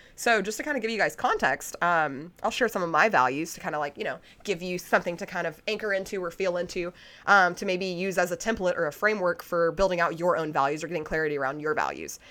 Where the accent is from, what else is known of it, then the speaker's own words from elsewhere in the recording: United States; as an American